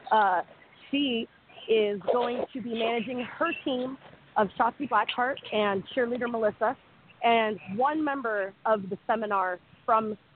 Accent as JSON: {"language": "English", "country": "Canada", "said": "I'm Canadian, so forgive me for like any of the territories or anything like that."}